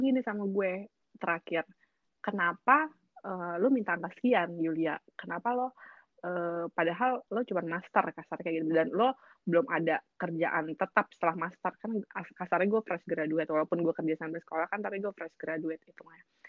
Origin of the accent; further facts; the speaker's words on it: Indonesia; moved away; also born or lived in Paris; gue dari Indonesia